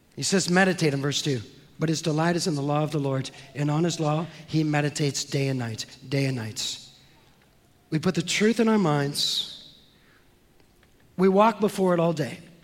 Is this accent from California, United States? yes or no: yes; San Francisco, California, United States; I'm from San Francisco